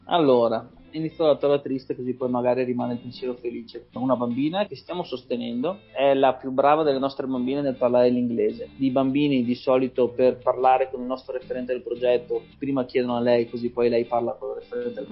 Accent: Cesiomaggiore, Veneto, Italy; also born or lived in Feltre / Pavia; sono cresciuto a Cisio Maggiore, ho fatto le scuole elementari a Cesu Maggiore

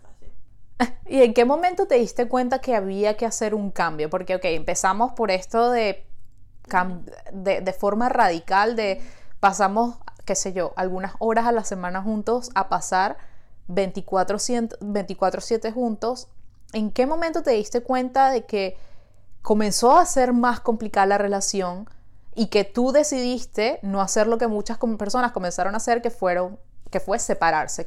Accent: Venezuela; now in Montreal, Canada

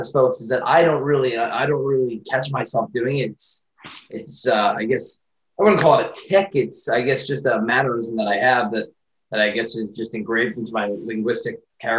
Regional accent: Long Island, New York, United States; she's actually from my hometown on Long Island.

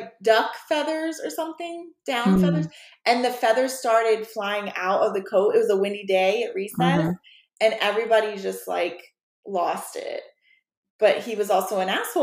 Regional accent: College Park, Maryland, United States; I grew up in College Park, Maryland, not College Park, Georgia

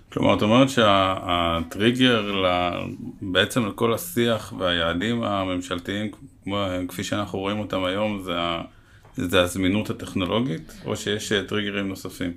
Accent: Israel; אני בתור ילד גדלתי במדינה עם דודי שמש וגגות מנוצלים, ואנחנו מדברים על שנות ה-80

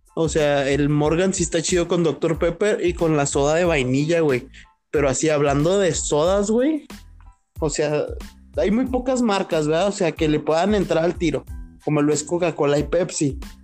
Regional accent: northern Mexico, Mexico; somos norteños. Tecate también, somos bien pinches norteños.

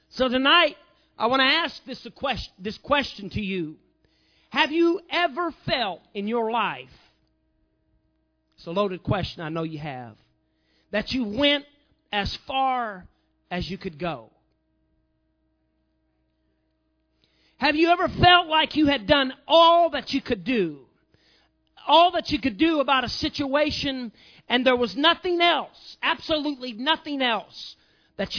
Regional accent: Southern Illinois, United States; I was from Southern Illinois

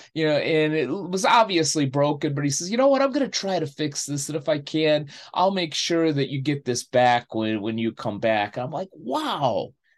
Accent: Chicago, Illinois, United States; moved away; I go back to my hometown of Chicago to see family and friends

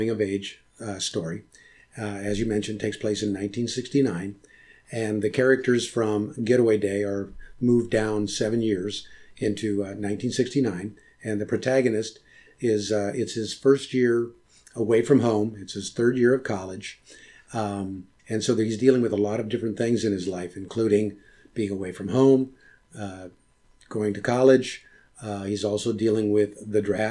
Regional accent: Modesto, California, United States; my growing up in Modesto

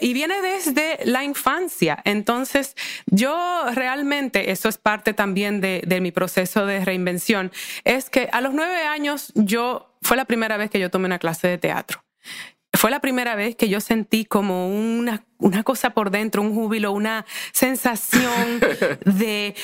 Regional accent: Santo Domingo, Dominican Republic; born or raised there; moved away as an adult; also born or lived in United States

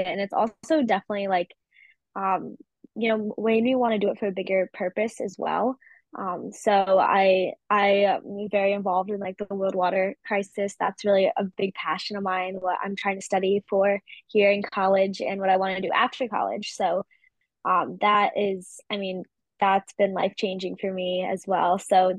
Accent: Eagle Harbor, Michigan, United States; born there; Yeah, I was born in the northern peninsula of Michigan, up in the middle of nowhere, basically, in this little town called Eagle Harbor

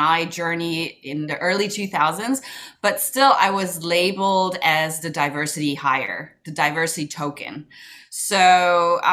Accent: Germany; also born or lived in Kuala Lumpur, Malaysia / United States; I grew up in Germany most of my life

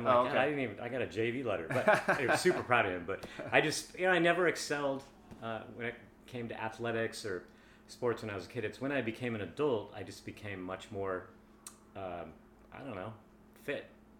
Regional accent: Seattle, Washington, United States; also born or lived in California; I went to Nathan Hill High School. I grew up in kind of the Wedgwood area in northeast Seattle, and then we bought a house where we brought our kids up about 10 blocks away.

